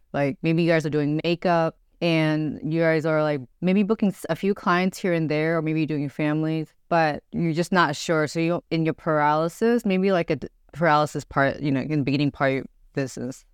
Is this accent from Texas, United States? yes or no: yes; Grand Prairie, Texas, United States; also born or lived in Dallas; I was born and raised in Grand Prairie, but I was born in Dallas